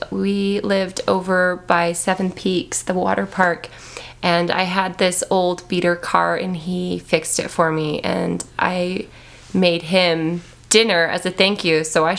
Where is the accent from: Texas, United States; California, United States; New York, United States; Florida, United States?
California, United States; So, I am actually from California.